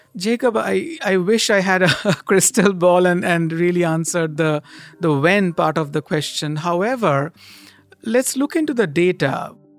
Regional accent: Kolkata, West Bengal, India; I grew up in Kolkata, a city in the eastern part of India

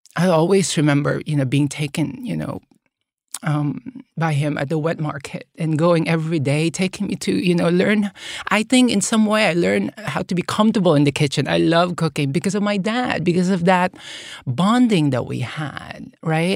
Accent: Manila, Metro Manila, Philippines; moved away; growing up in the Philippines

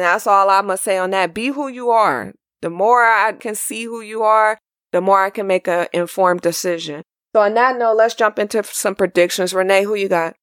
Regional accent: California, United States; I was born and raised in California.

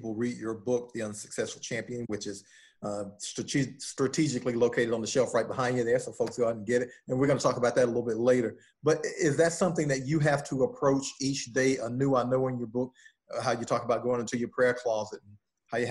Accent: Macon, Georgia, United States; I grew up in Macon, Georgia, with children of the South

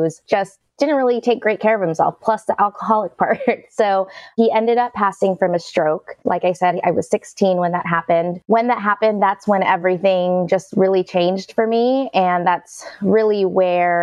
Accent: Bay Area, California, United States; I grew up in the Bay Area, California, to two immigrant parents

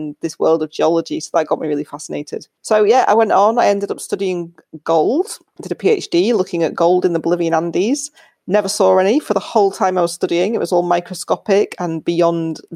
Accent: Yorkshire and the Humber, United Kingdom; also born or lived in United States; I grew up in Yorkshire in England.

